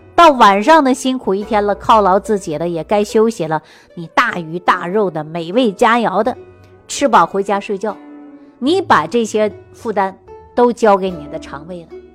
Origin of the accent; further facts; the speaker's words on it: Sichuan, China; 我们四川人喜欢吃泡菜